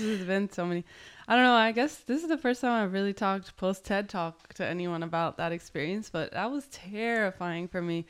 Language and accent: English; Lynchburg, Virginia, United States; moved away as an adult; also born or lived in Burlington, Vermont / El Salvador / Portland; now in Miami, United States; I was born in Burlington. I moved to Virginia in middle school